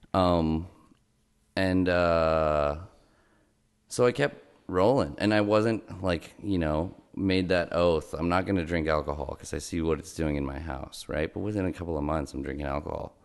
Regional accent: Los Angeles, California, United States; I grew up in Los Angeles, California

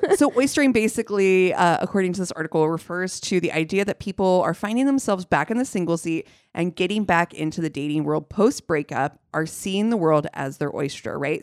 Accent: Ohio, United States; moved away; growing up in Ohio

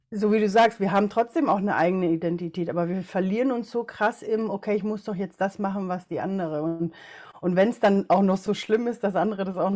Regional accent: Ecuador; ich bin in Ecuador geboren, habe eine chinesisch-äquatorianische Mama, also hauptsächlich chinesisch aber halt eben auch in Ecuador groß geworden und einen deutschen Papa.

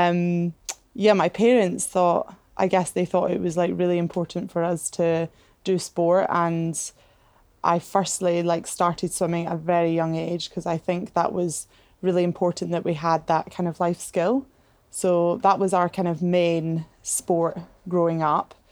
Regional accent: Edinburgh, Scotland, United Kingdom; growing up in Scotland, in Edinburgh

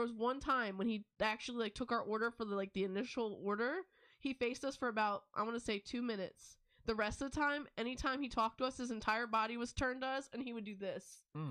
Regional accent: the South, United States; I mean, technically we're from the South

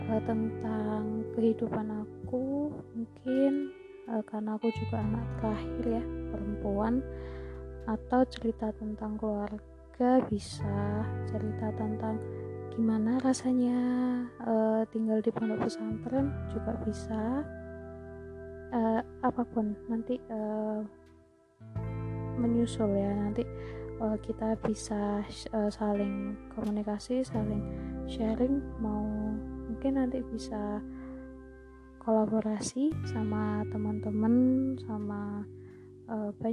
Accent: Banyuwangi, East Java, Indonesia; also born or lived in Malang / Jombang; Banyuwangi karena kebetulan orang tua aku tinggal di sana jadi aku uh, eh, SD juga di Banyuwangi tapi aku lahir aslinya di kota Malang untuk SMP aku sekolah di salah satu pondok pesantren di Jombang

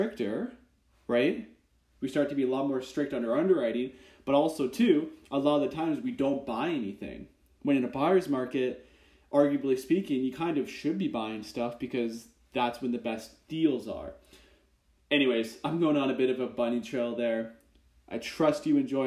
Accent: Kitchener-Waterloo, Ontario, Canada; I'm from Kitchener-Waterloo, Canada

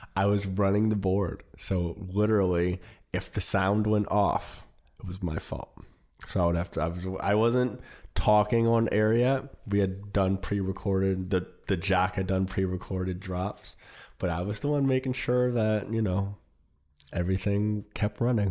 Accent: Detroit and Indianapolis, Midwest, United States; moved away; also born or lived in New York; I grew up in the Midwest. I grew up in Detroit and Indianapolis, where I didn't really know how big my father really was until we moved to New York.

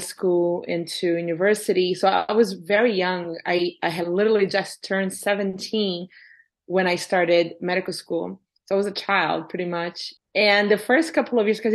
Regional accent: Brazil; now in Canada; So growing up in Brazil, so I grew up middle-class family in Brazil

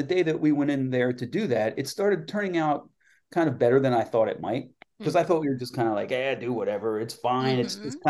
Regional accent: Lancaster, Pennsylvania, United States; my hometown of Lancaster, PA

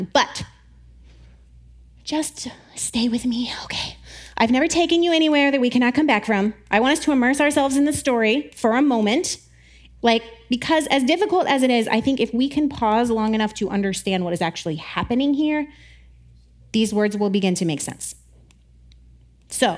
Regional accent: the South, United States; I grew up in the South

